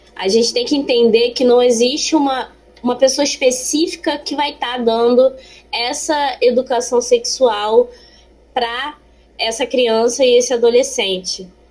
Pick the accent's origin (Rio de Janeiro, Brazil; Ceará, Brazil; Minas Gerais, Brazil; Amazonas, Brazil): Rio de Janeiro, Brazil; tenho 24 anos, sou carioca, estou terminando aqui minha faculdade de Ciências Biológicas na UERJ, Maracanã